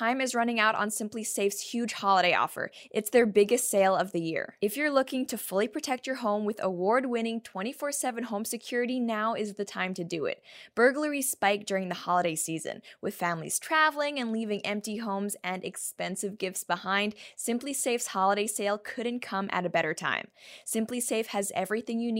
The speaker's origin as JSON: {"language": "English", "country": "Canada", "said": "I'm a Canadian"}